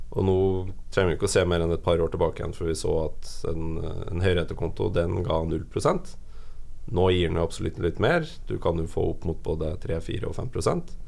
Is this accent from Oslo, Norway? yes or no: no; Trøndelag, Norway; moved away; Nå er jeg fra Trøndelag